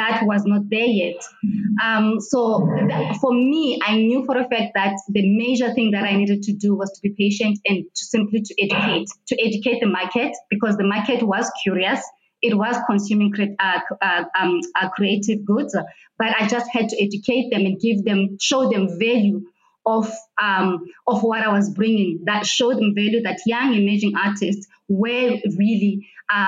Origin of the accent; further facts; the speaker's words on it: South Africa; moved away as an adult; now in France; I grew up in South Africa and I grew up around a lot of creatives